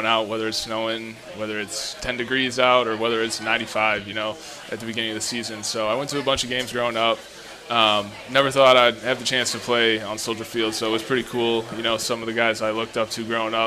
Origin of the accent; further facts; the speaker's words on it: Naperville, Illinois, United States; moved away as an adult; also born or lived in Boston; now in Tampa, United States; I'm from Naperville.